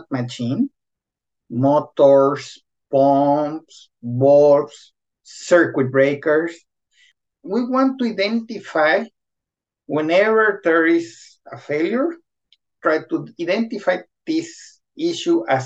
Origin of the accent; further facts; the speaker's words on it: Guadalajara, Jalisco, Mexico; moved away as an adult; also born or lived in Querétaro, Mexico; now in Sweden; I'm originally from Guadalajara, where I study mechatronics